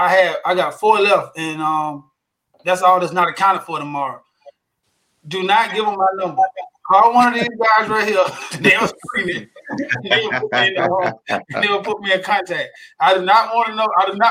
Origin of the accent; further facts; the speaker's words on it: Revere, Massachusetts, United States; And because I'm proud, because I'm from Revere.